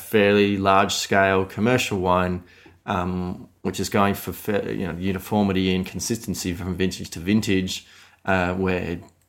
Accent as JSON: {"language": "English", "country": "Australia", "said": "I'm Australian. This is Australian."}